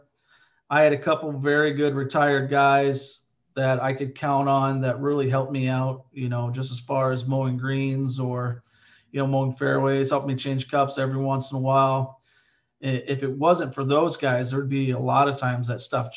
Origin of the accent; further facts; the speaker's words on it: Southern Iowa, United States; I grew up in Southern Iowa, graduated with 42 kids.